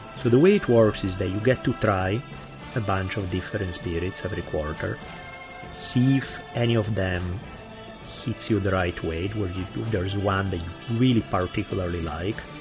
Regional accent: Italy; accent: heavy Italian; English is a second language; my heavy Italian accent

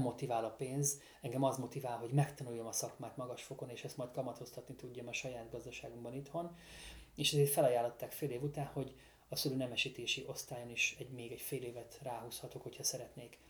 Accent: Balatonfüred-Csopak wine region, Veszprém County, Hungary; amikor 2015-ben hazaköltöztem, mi már előtte is ö, fiatal Füred, Füred csopakiból vidéki borászok

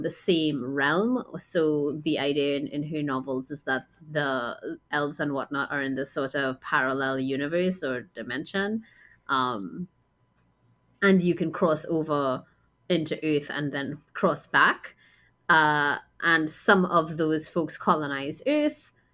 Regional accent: Trinidad & Tobago; also born or lived in United States; I grew up here in Trinidad for the most part

